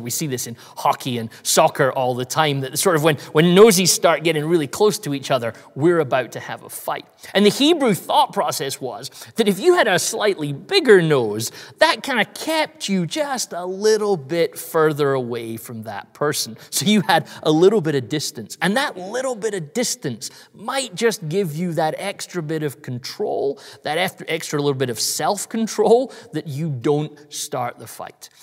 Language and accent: English; United Kingdom; I'm British